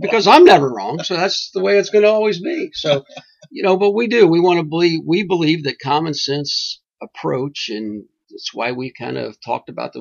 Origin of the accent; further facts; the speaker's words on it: Kentucky, United States; moved away; I did come from God's country, Kentucky